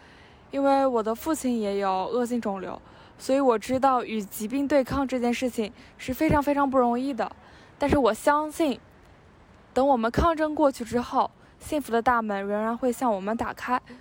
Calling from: Suzhou, Jiangsu, China; 大家好，我是来自苏州的一名听众，现在也是一名大学生，

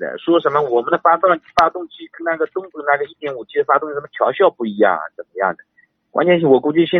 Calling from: Ningbo, Zhejiang, China; 呃，宁波宁波，

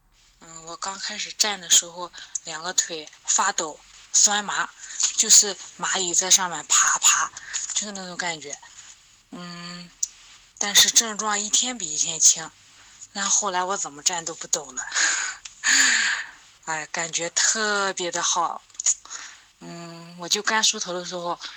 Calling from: Linyi, Shandong, China; 老师你好，我是来自山东临沂的一名听友，我今年三十岁了。

